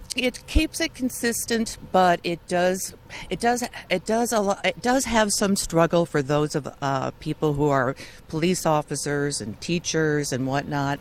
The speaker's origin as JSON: {"language": "English", "region": "Illinois", "country": "United States", "tie": "born or raised there", "moved": "yes", "lives_now": "Santa Barbara, United States", "said": "I grew up in Illinois"}